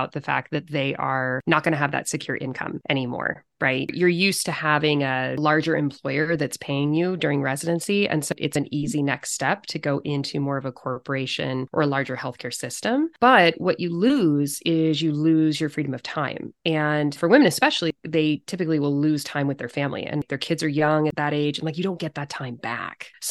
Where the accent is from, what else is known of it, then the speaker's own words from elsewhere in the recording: California, United States; moved away as an adult; also born or lived in Chicago / Seattle area; now in Silverdale, United States; I grew up in California